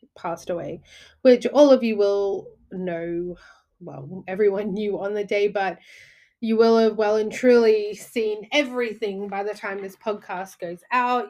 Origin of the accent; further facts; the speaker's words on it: Australia; now in United Kingdom; from my point of view as an Australian